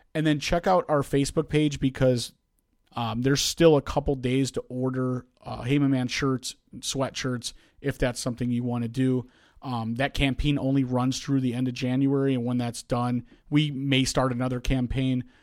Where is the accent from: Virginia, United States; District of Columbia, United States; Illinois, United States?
Illinois, United States; South Holland; I came all the way from Thornwood High School, um, which, where I came from, um, uh, I think it's one hundred eighty-seventh and roughly, um, South Park in, in South Holland